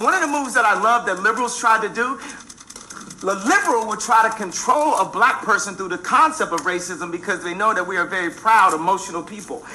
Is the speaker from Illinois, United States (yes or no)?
yes; Chicago, Illinois, United States; my hometown of Chicago